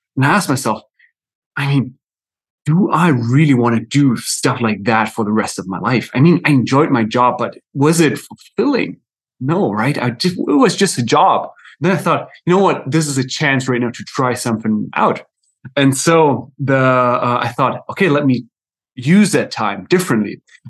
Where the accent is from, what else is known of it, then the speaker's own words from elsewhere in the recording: Germany; English is a second language; moved away as an adult; also born or lived in South America / United States; now in Netherlands; I'm right now in the Netherlands, but my accent is a little bit all over because I'm German actually myself. And I've lived a few years in South America, a few years in the US, and now in the Netherlands for the last few years.